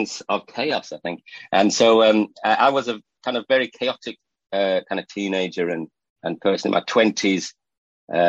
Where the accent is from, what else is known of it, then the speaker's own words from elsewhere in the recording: England, United Kingdom; also born or lived in Northumberland; I'm from England. I live in Northumberland, near Scotland, so for the northeast coast of England